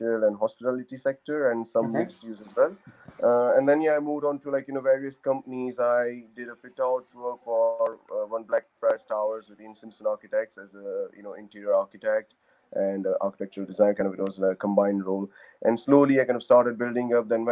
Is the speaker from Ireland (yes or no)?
no; India; moved away as an adult; also born or lived in Oxford, United Kingdom; now in United Kingdom; So originally I come from India. I moved to UK in 2007 to pursue my master's in architecture